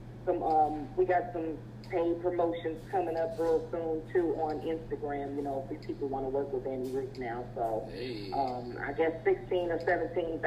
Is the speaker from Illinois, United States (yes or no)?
yes; Chicago, Illinois, United States; moved away; I'm from Chicago, Illinois, originally.